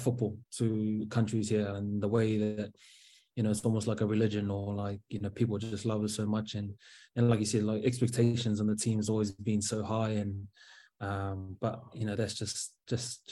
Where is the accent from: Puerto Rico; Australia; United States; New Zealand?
New Zealand; Auckland; moved away as an adult; now in Northern Ireland, United Kingdom; Mangere's my home for me, so South Auckland. That's kind of always born and bred there